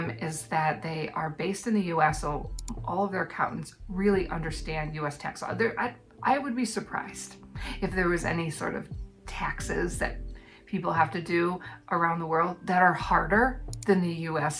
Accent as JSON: {"language": "English", "country": "United States", "moved": "yes", "lives_now": "New Zealand", "said": "an American living in New Zealand"}